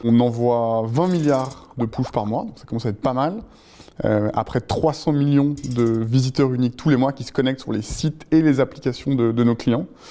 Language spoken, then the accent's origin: French; La Rochelle, Nouvelle-Aquitaine, France; moved away as an adult; also born or lived in Tobago; now in Paris, France; À 18 ans, j'ai quitté La Rochelle, où j'avais passé mon bac et fait une année de fac, et je suis venu m'installer à Paris